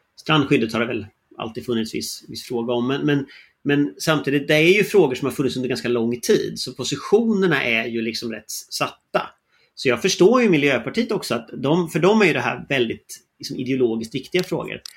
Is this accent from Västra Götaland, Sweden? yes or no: yes; Gothenburg, Västra Götaland, Sweden; jag är ju från Göteborg